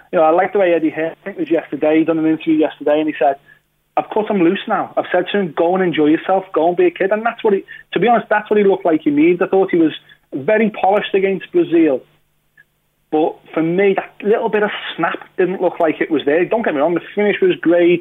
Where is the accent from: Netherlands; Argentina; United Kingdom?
United Kingdom; we're British